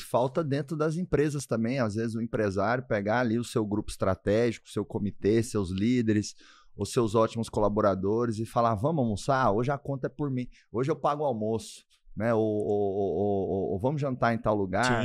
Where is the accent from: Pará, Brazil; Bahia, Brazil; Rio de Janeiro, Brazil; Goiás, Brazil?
Goiás, Brazil; Doverlândia; moved away; Deus me abençoou demais de nascer em Doverlândia